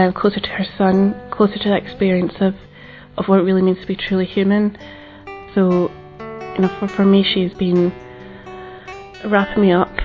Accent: Glasgow, Scotland, United Kingdom; I'm 26 and I'm from Glasgow in Scotland.

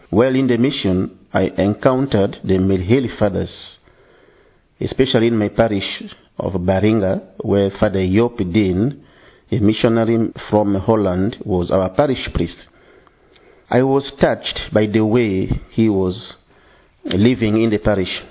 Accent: DR Congo; English is a second language; now in England; I come from Congo and I've been uh, working as a priest for the last 10 years.

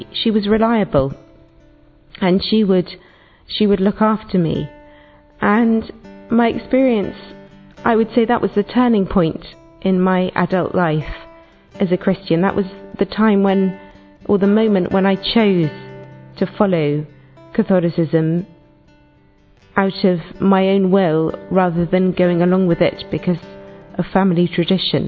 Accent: England, United Kingdom; I'm from England.

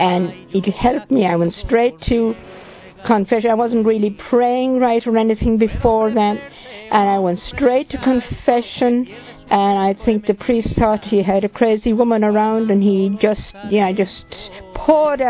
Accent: Ireland; I come from Ireland

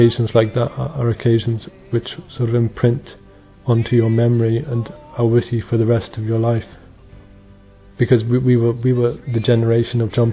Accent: Northern Ireland, United Kingdom; moved away as an adult; also born or lived in Rome; I'm from Northern Ireland

